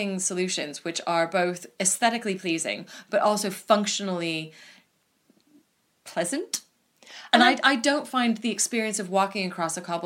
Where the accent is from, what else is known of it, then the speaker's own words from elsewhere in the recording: United States; now in United Kingdom; as an American